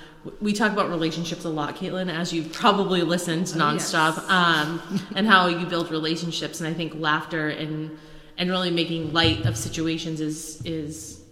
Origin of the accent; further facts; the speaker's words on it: Cape Cod, Massachusetts, United States; accent: New England; I'm from Cape Cod.